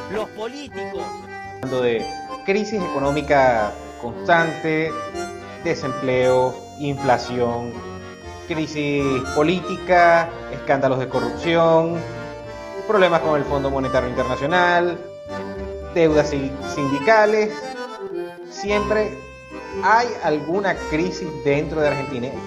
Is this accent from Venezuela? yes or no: yes; Venezuela; como decimos en Venezuela